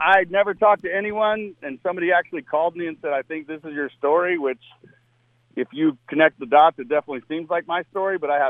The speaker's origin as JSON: {"language": "English", "region": "South Florida", "country": "United States", "tie": "born or raised there", "said": "I grew up in South Florida, and, you know, the Braves were here early on in West Palm Beach for spring training"}